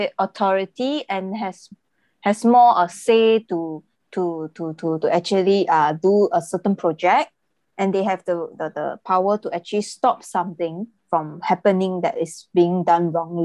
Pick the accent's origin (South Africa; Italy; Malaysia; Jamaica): Malaysia; In my opinion, I'm from Malaysia, so the future of volunteering in my country